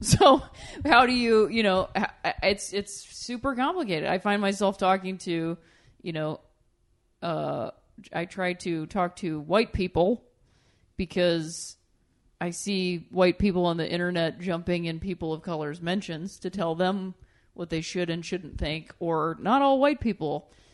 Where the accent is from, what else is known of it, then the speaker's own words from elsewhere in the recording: Ohio, United States; I'm from Ohio